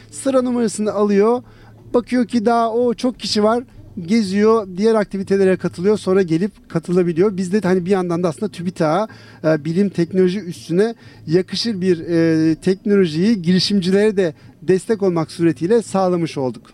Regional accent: İzmir, Turkey; Ben İzmir, doğma büyüme İzmirliyim.

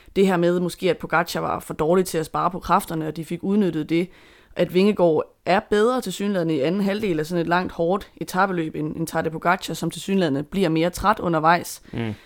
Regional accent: Denmark; som dansker

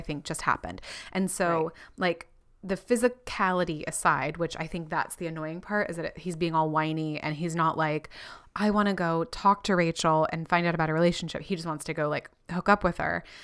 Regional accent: Florida, United States; also born or lived in California; I was born in California and grew up in Florida

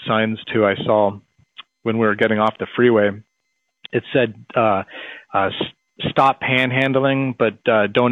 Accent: Phoenix, Arizona, United States; we're from Phoenix

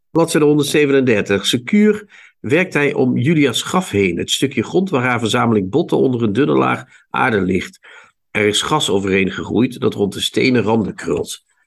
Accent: Netherlands; Ik kom niet uit Holland. Ik kom uit Nederland.

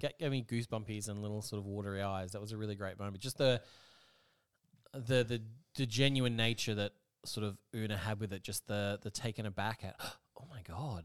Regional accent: Australia; I'm from Austra-, for Austra-, Australia

